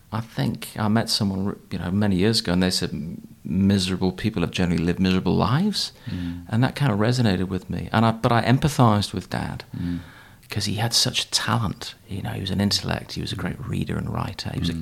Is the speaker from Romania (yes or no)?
no; Newcastle upon Tyne, North East England, United Kingdom; I was raised in Newcastle